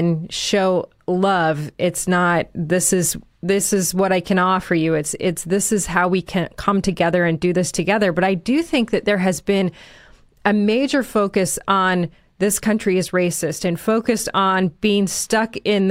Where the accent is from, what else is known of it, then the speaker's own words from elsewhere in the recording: Chicago, Illinois, United States; I grew up in Chicago